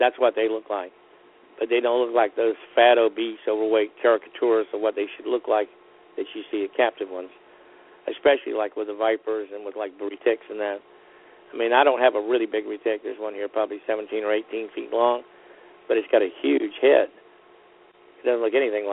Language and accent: English; Florida, United States; I was born in Florida